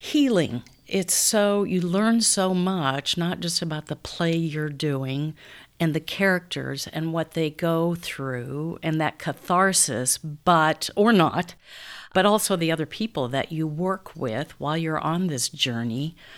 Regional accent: Council Bluffs, Iowa, United States; also born or lived in Omaha; I'm from Council Bluffs. Grew up in Council Bluffs

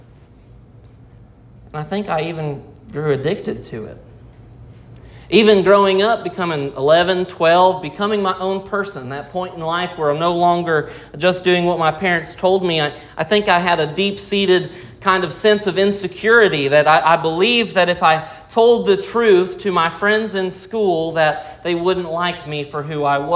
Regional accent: Rogers, Arkansas, United States; I was born in Rogers, Arkansas

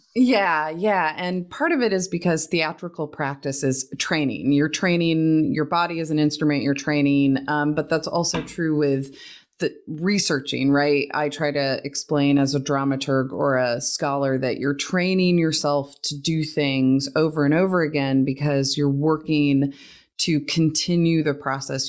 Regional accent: Oregon, United States; now in Texas, United States; I grew up in Oregon

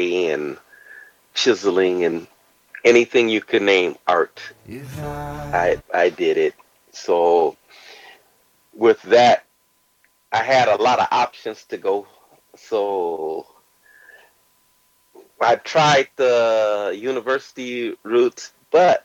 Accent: Joliet, Illinois, United States; moved away as an adult; now in Tokyo, Japan; I was born and raised in Joliet, a little outside of Chicago

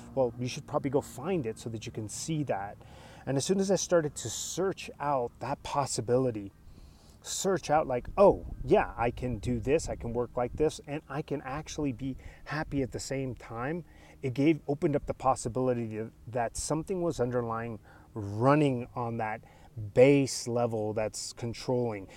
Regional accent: United States; English is a second language; I'm a first generation American. They were immigrants

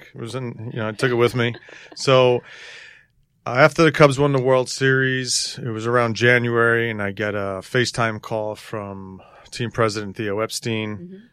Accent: New York City, New York, United States; moved away as an adult; Grew up, uh, a family of Yankee fans growing up in Astoria, just playing in the, in the, in the street, playing stickball all the time

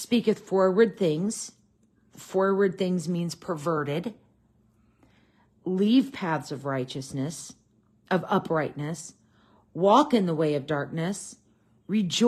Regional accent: United States; I'm an American in a modern culture

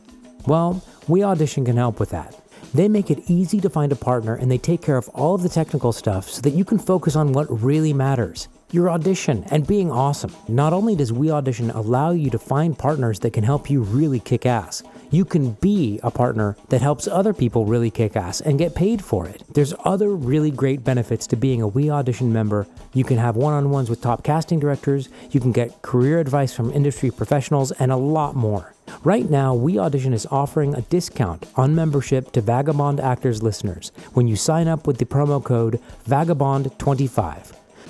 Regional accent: United States; everyone can pretty much tell that I'm an American.

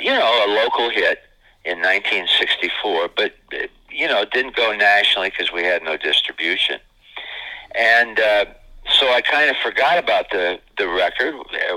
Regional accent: Niles, Michigan, United States; moved away as an adult; my hometown of Niles, Michigan

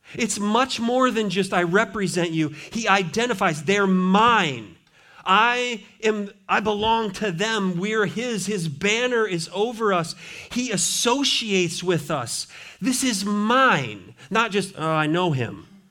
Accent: Montana, United States; now in Richmond, United States; I grew up in Montana

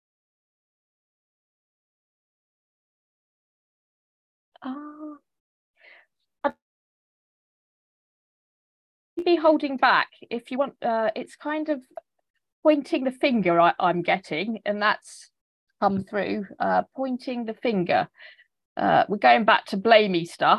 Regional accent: England, United Kingdom; accent: English; my English accent

